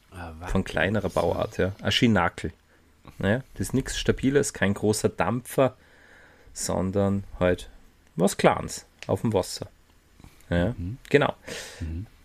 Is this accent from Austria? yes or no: yes; Austria; Bei uns in Österreich